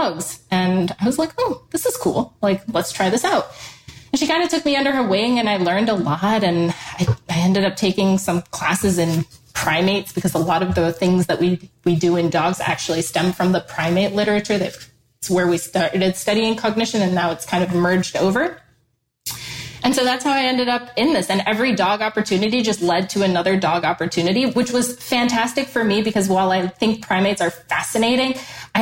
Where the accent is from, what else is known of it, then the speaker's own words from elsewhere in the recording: Ann Arbor, Michigan, United States; moved away; I'm from the Ann Arbor area